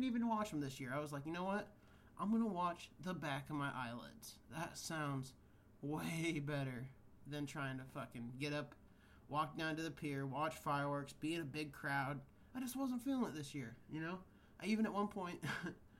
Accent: Kansas, United States; now in California, United States; growing up in Kansas where fireworks were legal

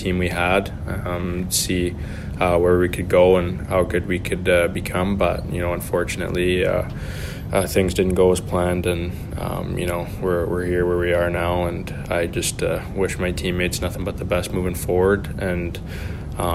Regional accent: Lower Mainland, British Columbia, Canada; growing up in the Lower Mainland

